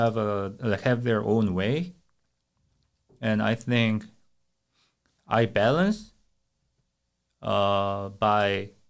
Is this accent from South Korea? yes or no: yes; South Korea; moved away; I'm from Korea.